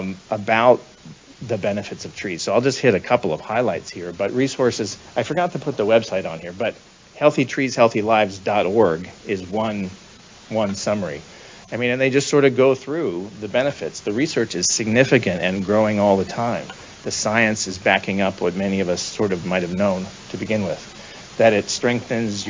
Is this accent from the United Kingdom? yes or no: no; Sioux City, Iowa, United States; I grew up in Western Iowa